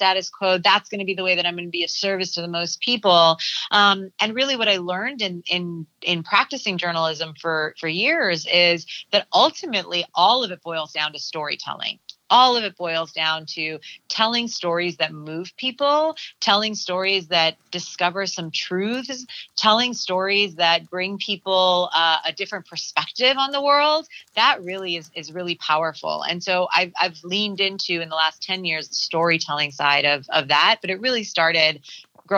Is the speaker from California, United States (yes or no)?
yes; Southern California, United States; I'm born and raised in Southern California, and I am the firstborn child of immigrants